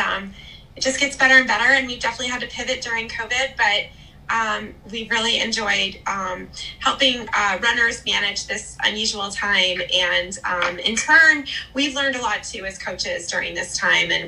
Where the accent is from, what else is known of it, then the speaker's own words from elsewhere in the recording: Columbus, Ohio, United States; I'm a Midwest gal. I'm from Columbus